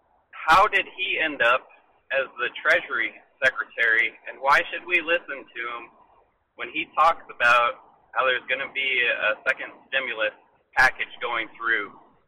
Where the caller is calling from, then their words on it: Texas, United States; I'm calling from Texas.